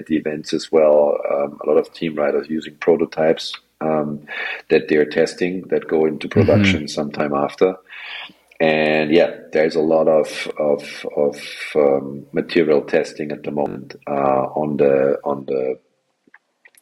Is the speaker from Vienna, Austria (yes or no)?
yes; Vienna, Austria; I come from Austria, Vienna. So I come from a landlocked country